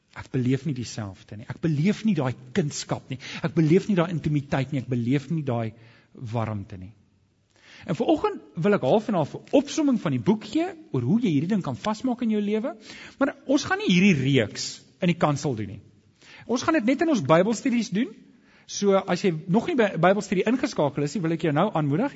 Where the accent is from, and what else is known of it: South Africa